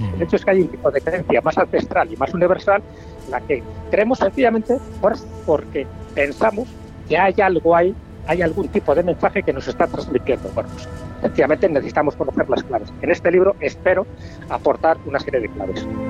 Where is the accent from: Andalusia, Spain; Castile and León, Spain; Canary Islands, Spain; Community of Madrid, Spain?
Castile and León, Spain; León; como soy de León